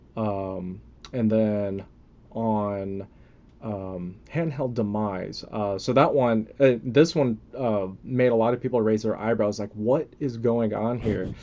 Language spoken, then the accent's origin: English; Texas, United States; also born or lived in California / Philippines (ancestry); I was born in, uh, originally in California. Um, obviously been in Texas most of my life